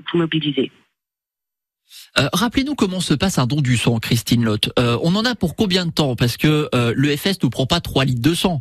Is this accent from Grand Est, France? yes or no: yes; Moselle, Grand Est, France; chez nous en Moselle